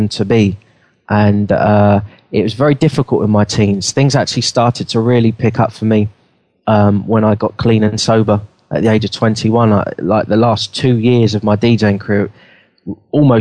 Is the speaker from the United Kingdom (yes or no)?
yes; London, United Kingdom; I grew up in London.